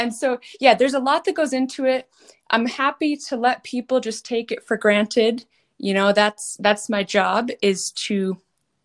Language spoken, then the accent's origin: English; Massachusetts, United States; moved away as an adult; also born or lived in Colorado / Kentucky / Minnesota; I grew up in Massachusetts, riding English, hunter jumpers, a little eventing